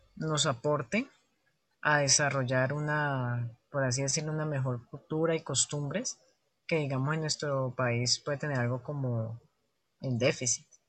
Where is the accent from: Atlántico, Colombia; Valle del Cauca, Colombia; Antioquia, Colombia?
Valle del Cauca, Colombia; Cali; me identifico como caleño y como parte de las culturas, de la cultura y la costumbre propia de esta región de Colombia